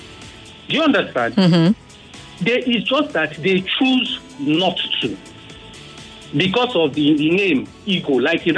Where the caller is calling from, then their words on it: Lagos, Nigeria; I'm calling from Pestac Town.